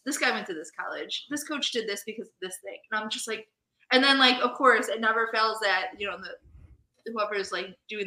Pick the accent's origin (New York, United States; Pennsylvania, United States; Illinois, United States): Illinois, United States; Chicago; I grew up on the north side of Chicago